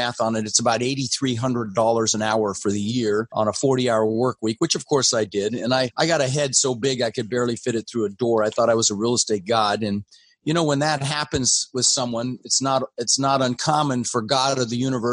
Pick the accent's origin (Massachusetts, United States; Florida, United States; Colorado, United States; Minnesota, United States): Colorado, United States; Denver; English is a second language; also born or lived in Netherlands; I immigrated to this country when I was 6 years old with my brother Albert, my mother Svancha. We came in from Holland, actually, and I ended up in Denver, where we lived for about 30 years.